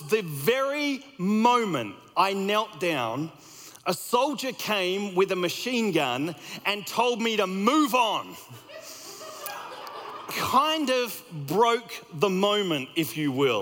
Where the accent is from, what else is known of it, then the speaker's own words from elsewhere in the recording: Australia; moved away as an adult; also born or lived in United States; I grew up in Australia